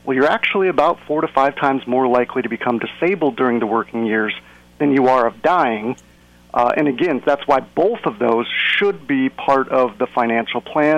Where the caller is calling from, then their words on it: Seattle, Washington, United States; And I'm coming from Seattle, and it is actually dry up here.